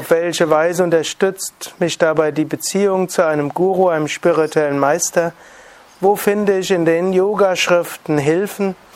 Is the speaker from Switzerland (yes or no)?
no; North Rhine-Westphalia, Germany; da, wo ich herkomme, jetzt in Nordrhein-Westfalen, Ruhrgebiet 20 Prozent Arbeitslosigkeit in großen Teilen